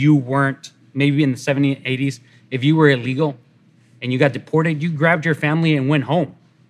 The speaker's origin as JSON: {"language": "English", "town": "Dallas", "region": "Texas", "country": "United States", "tie": "born or raised there", "said": "I still have family in Mexico. So, and I've seen it growing up here in Texas."}